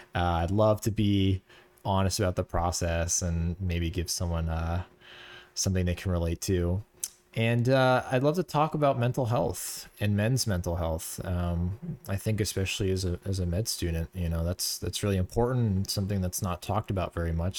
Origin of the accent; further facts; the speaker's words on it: Florida, United States; moved away as an adult; now in New York, United States; we're both from Florida, um, and we kinda grew up in the same area, went to the same high school